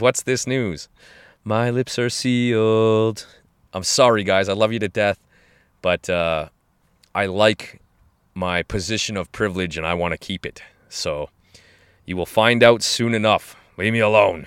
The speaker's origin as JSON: {"language": "English", "country": "Canada", "said": "Canadians in general, we"}